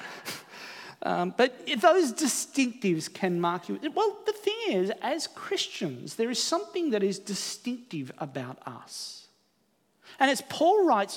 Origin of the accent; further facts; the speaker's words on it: Australia; also born or lived in New Zealand; Here in Australia